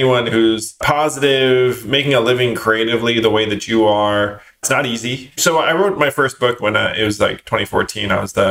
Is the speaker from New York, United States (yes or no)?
yes; northern Westchester, New York, United States; also born or lived in Schenectady, New York; Was born in Schenectady, New York, which is upstate. And then I grew up largely in a suburb in northern Westchester.